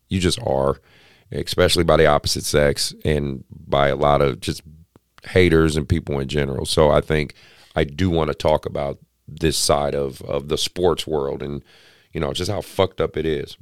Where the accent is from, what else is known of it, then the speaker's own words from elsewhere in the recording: Oakland, California, United States; I grew up in Oakland.